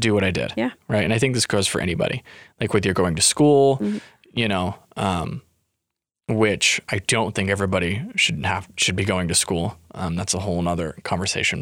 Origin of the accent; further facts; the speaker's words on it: Tooele, Utah, United States; moved away as an adult; it was my first time living outside of my hometown